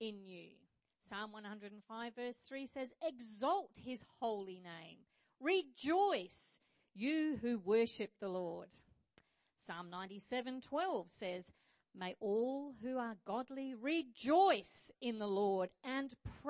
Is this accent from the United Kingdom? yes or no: yes; Scotland, United Kingdom; also born or lived in Rockingham, Australia; now in Australia; I was born in Scotland, but I'm a little bit patriotic to Australia